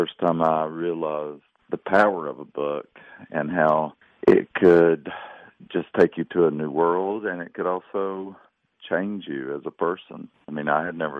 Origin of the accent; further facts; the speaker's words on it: the South, United States; my Southern identity. It's who I am